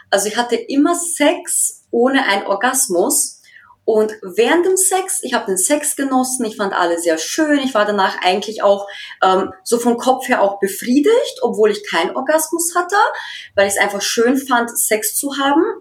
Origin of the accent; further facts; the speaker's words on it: Austria; moved away as an adult; now in Dresden, Germany; ich bin 29 Jahre alt. Ich bin in Österreich geboren und aufgewachsen und wohne seit mittlerweile zwei Jahren in Deutschland, in Dresden.